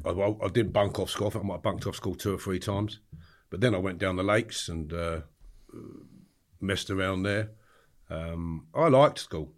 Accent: Harefield, London, United Kingdom; I grew up in the countryside in Harefield, Middlesex

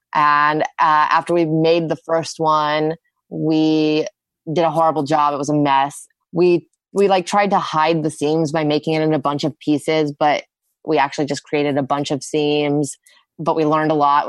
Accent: Austin, Texas, United States; I grew up in Austin

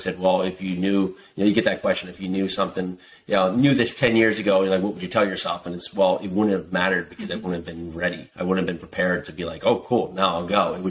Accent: Westfield, New Jersey, United States; born or raised there

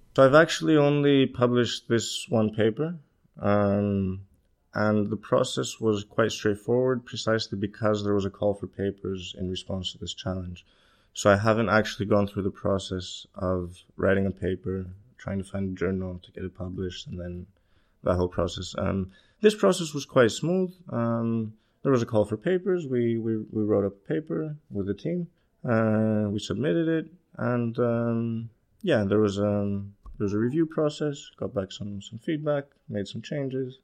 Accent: Greece; moved away as an adult; also born or lived in Copenhagen, Denmark / Los Angeles, United States; now in London, United Kingdom; I'm Greek. I was, uh, I was born in Copenhagen, but, um, my family moved to Greece when I was three. I grew up there.

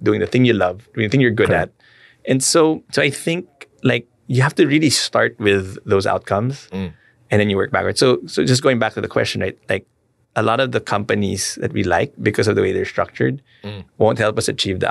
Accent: Philippines; as a Filipino

